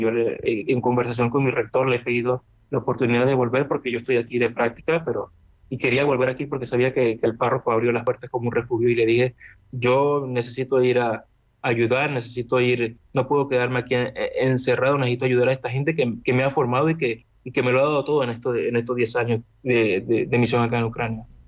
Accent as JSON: {"language": "Spanish", "country": "Venezuela", "tie": "born or raised there", "moved": "yes", "lives_now": "Lviv, Ukraine", "said": "Yo vengo de una, provengo de una zona de Venezuela muy peligrosa, crecí entre mafias, entre disparos"}